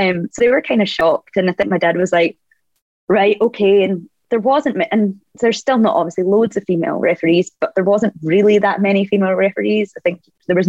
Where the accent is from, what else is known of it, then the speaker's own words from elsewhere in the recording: Scotland, United Kingdom; being Scottish